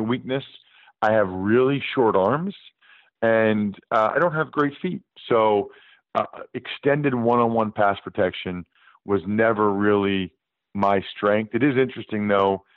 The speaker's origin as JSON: {"language": "English", "town": "Reading", "region": "Pennsylvania", "country": "United States", "said": "I'm from Reading, Pennsylvania, an hour west of Philly"}